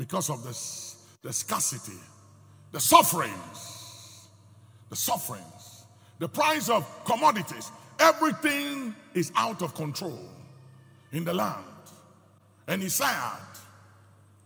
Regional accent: Ghana; speaking as a Ghanaian

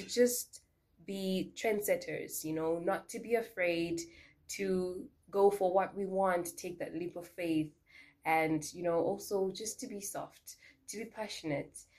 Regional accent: Harare, Zimbabwe; now in Windhoek, Namibia; I am based in Windhoek, Namibia, but I'm originally from Harare, Zimbabwe.

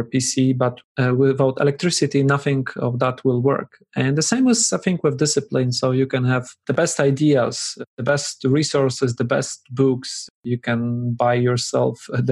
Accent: Poland; I'm from Poland.

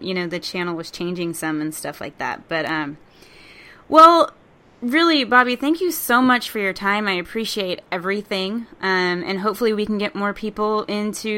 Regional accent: Texas, United States; moved away; I'm from Texas originally

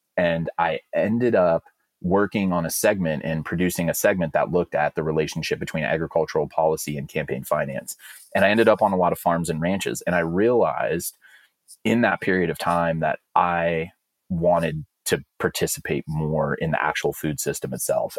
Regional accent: Alameda, California, United States; I'm from a town called Alameda. It's in the East Bay

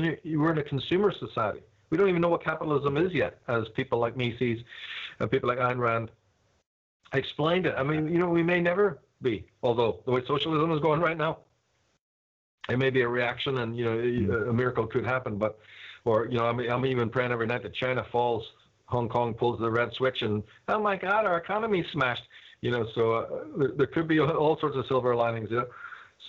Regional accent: Belfast, Northern Ireland, United Kingdom; I'm from Belfast

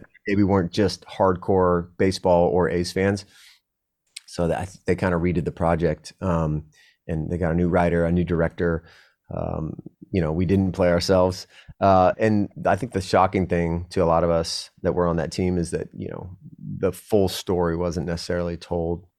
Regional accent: San Diego, California, United States; I was a Cali kid. I was from San Diego.

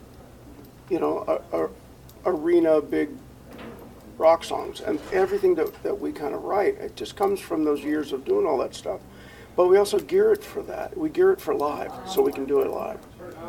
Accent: the North, United States; now in Tennessee, United States; we grew up in the North.

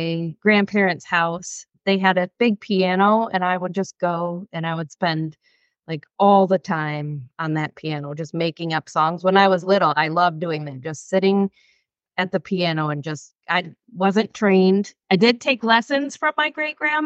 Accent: Michigan, United States; I grew up in a small town in Michigan, like just kind of farm town-ish.

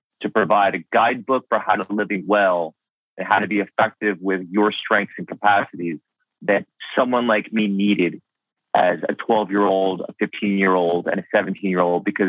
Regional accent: New York, United States; I grew up in New York

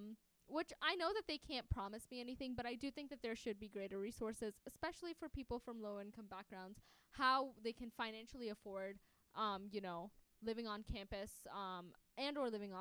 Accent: Pakistan; English is a second language; I'm from Pakistan, so I cook them Pakistani food.

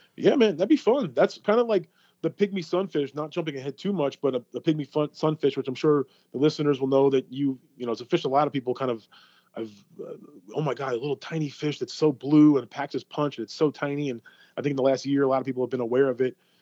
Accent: New York, United States; now in Florida, United States; I grew up in New York

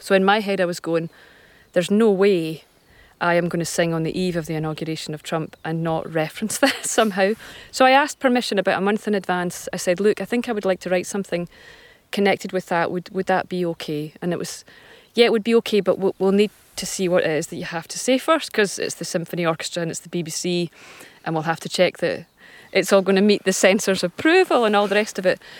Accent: Scot, Scotland, United Kingdom; as a Scot

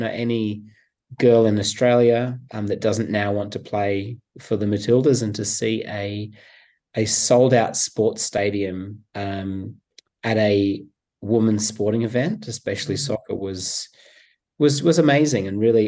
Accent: England, United Kingdom; born there; I was born in England

